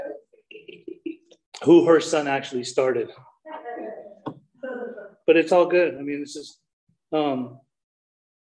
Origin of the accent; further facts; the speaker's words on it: Salt Lake City, Utah, United States; also born or lived in Germany; I'm a Persian man that was born in Germany and raised in Salt Lake City, Utah